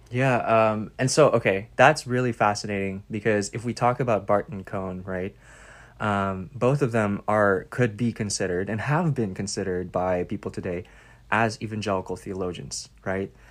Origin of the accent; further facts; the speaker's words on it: Philippines; moved away as an adult; now in United States; as a Filipino migrant in the U S